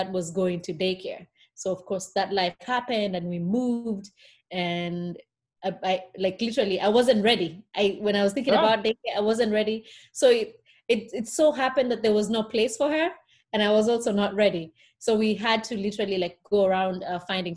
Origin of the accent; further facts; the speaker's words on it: Kenya; moved away as an adult; also born or lived in Connecticut; now in Fort Worth, United States; I was born and raised in Kenya, surrounded by very many sisters and aunties and cousins